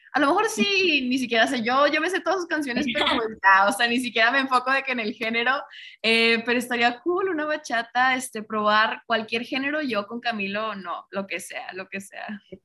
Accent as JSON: {"language": "Spanish", "town": "Monterrey", "region": "Nuevo León", "country": "Mexico", "said": "yo soy de acá de Monterrey"}